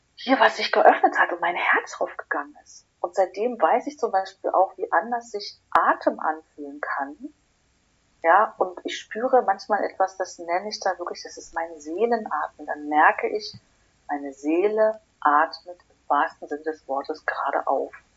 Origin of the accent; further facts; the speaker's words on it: Berlin, Germany; ich bin gebürtige Berlinerin